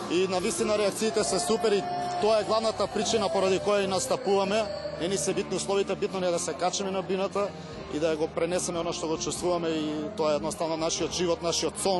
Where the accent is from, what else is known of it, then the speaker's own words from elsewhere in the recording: Kumanovo, North Macedonia; Ние сме бендки од Македонија, потоше од Куманово